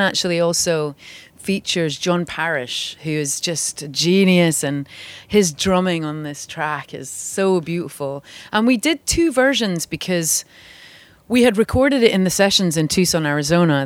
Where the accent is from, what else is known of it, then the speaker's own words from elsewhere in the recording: St Andrews, Scotland, United Kingdom; now in Los Angeles, United States; my hometown is St Andrews